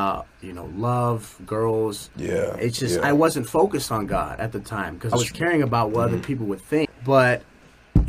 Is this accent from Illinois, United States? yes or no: yes; Chicago, Illinois, United States; now in California, United States; I was born and raised in Chicago.